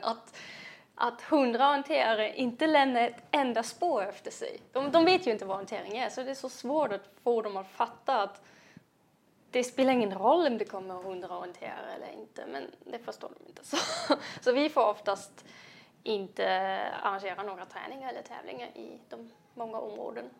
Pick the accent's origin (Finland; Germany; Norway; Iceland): Germany; Jena, Thuringia; Swedish is a second language; moved away as an adult; now in Sweden; jag kommer från Jena, um, en inte så liten svensk eh, stad med svensk mått